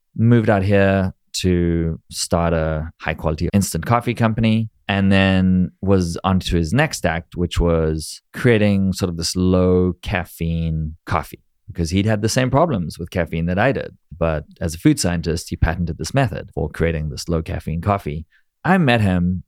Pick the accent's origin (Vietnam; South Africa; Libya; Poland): South Africa; moved away as an adult; also born or lived in Israel / New York; now in United States; growing up in South Africa